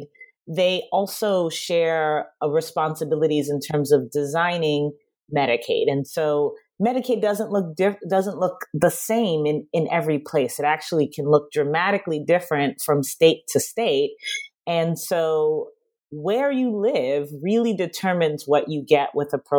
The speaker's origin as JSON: {"language": "English", "town": "New York City", "region": "New York", "country": "United States", "said": "I'm from Queens."}